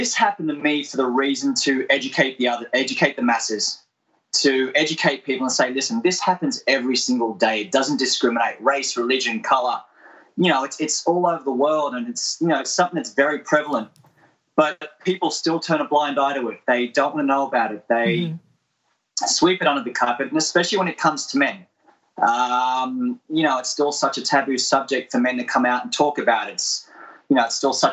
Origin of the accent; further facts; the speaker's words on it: Australia; I'm Australian, grew up in Australia